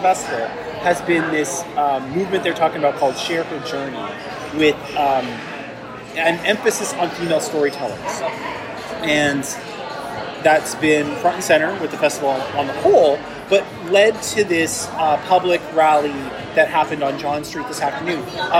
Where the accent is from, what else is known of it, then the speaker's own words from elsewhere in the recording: Toronto, Ontario, Canada; my hometown of Toronto, Canada.